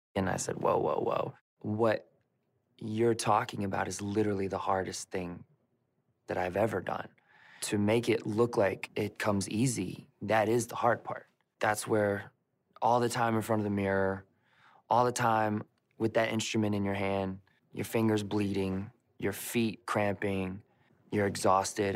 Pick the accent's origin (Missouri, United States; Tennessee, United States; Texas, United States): Tennessee, United States; Memphis; Growing up around Memphis, Tennessee was an interesting place